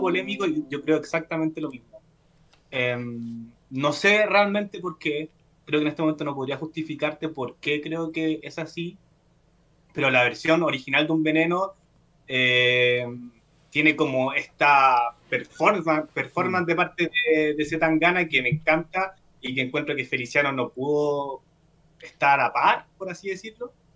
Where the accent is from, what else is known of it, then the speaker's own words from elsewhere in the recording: Chile; yo como, espectador chileno